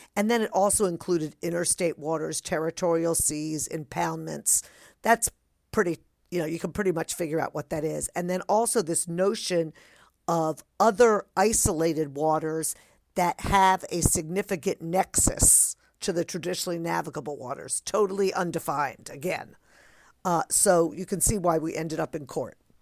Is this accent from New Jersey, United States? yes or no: yes; New Jersey, United States; growing up in New Jersey